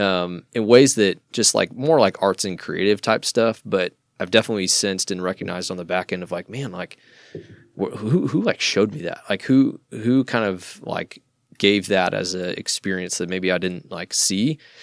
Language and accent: English; Iowa, United States; moved away as an adult; now in Dallas, United States; born and raised in Iowa, uh, moved down to Dallas, uh, about ten years ago